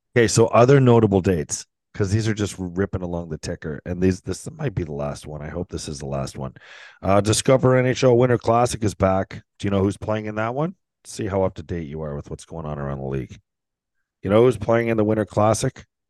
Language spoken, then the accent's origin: English; St. Catharines, Ontario, Canada; I grew up in Saint Catharines.